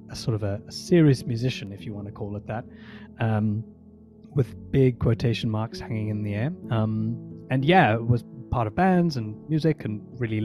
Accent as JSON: {"language": "English", "country": "South Africa", "tie": "born or raised there", "said": "I was born in South Africa"}